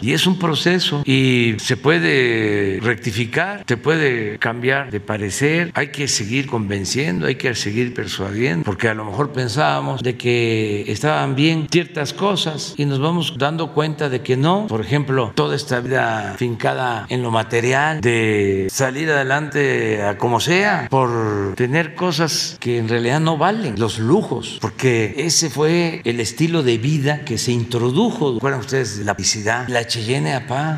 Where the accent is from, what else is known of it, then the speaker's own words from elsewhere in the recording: Mexico; somos muchos los mexicanos allá